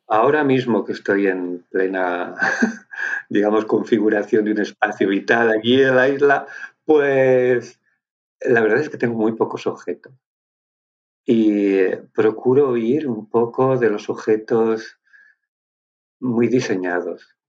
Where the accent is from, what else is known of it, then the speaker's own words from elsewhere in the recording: Basque Country, Spain; Yo soy de Álava, o sea, soy del País Vasco, pero más bien patatero.